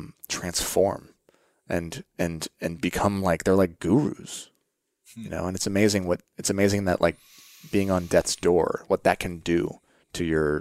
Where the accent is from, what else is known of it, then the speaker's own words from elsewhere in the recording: Oregon, United States; I saw we grew up part time in Oregon, and I saw my friends' friends were camping and hunting and fishing